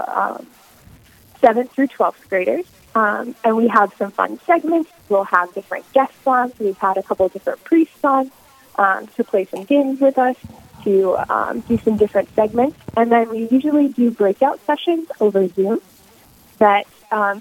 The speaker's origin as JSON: {"language": "English", "town": "Sioux Falls", "region": "South Dakota", "country": "United States", "tie": "born or raised there", "also_born_or_lived": "Brookings, South Dakota", "said": "I was born in Sioux Falls, South Dakota, and my family currently lives in Brookings"}